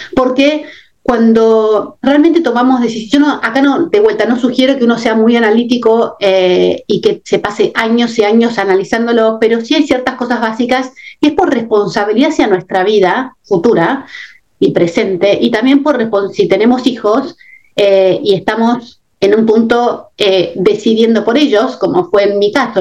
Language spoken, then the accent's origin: Spanish; Argentina; moved away as an adult; also born or lived in England; mi país de origen, en mi caso con Argentina